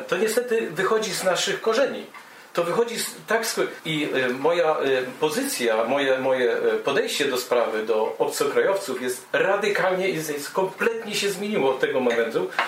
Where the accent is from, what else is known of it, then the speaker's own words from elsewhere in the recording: Poland; moved away as an adult; now in Germany; jako obywatel Polski, urodziłem się w Polsce